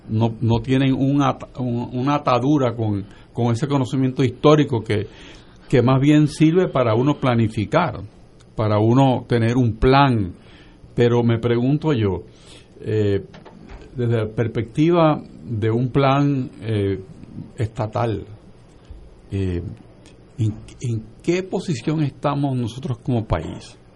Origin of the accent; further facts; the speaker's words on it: Aguadilla, Puerto Rico; En de donde yo vengo, que es Aguadilla del Oeste